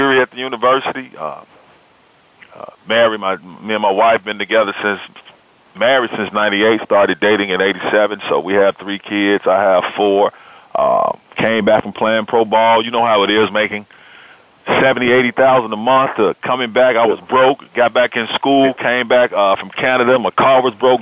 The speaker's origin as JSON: {"language": "English", "town": "Memphis", "region": "Tennessee", "country": "United States", "tie": "born or raised there", "said": "now I am sports director at the ABC affiliate here in Memphis, Tennessee, in my hometown."}